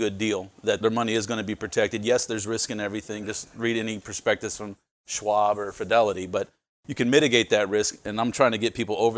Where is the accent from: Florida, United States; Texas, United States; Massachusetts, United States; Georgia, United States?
Texas, United States; Houston; I'm from the Houston area